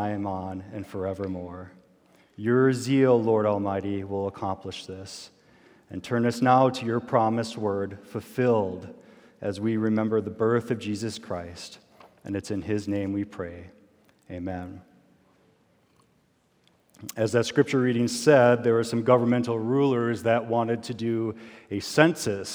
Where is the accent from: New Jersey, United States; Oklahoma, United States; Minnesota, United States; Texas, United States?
Minnesota, United States; Albert Lea; moved away; my hometown, which is Albert Lea, Minnesota